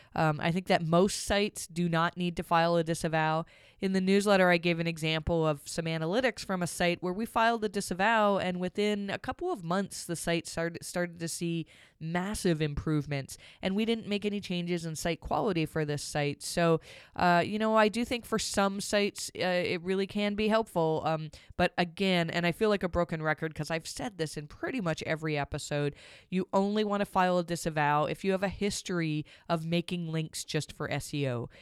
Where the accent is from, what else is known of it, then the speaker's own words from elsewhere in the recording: Canada; I'm Canadian